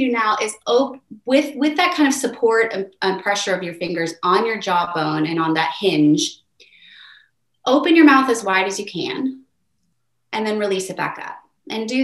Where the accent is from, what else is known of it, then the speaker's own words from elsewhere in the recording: United States; I'm an American